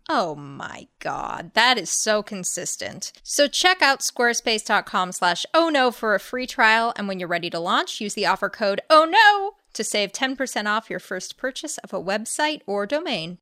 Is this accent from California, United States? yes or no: yes; La Crescenta, California, United States; born or raised there